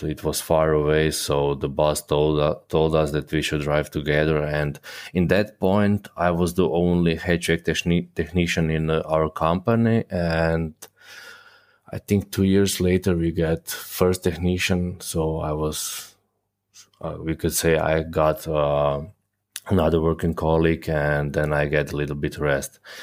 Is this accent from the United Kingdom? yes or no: no; Croatia; moved away as an adult; now in Germany; born and raised in Croatia, but I'm currently living in Germany